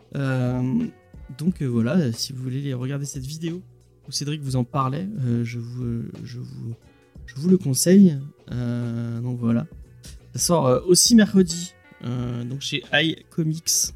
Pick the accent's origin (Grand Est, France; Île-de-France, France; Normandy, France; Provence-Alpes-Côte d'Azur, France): Provence-Alpes-Côte d'Azur, France; Marseille; je suis marseillais